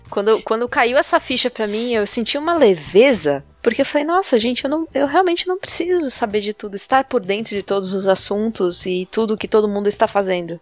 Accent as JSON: {"language": "Portuguese", "country": "Brazil", "tie": "born or raised there", "said": "eu nasci por um acidente aqui"}